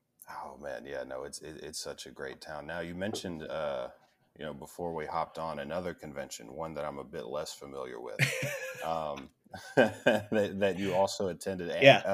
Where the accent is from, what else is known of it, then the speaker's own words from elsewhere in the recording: Tennessee, United States; now in Texas, United States; I'm actually from Tennessee. I don't live there anymore. Actually looking to go back here in a few weeks, visit some family over Memphis area.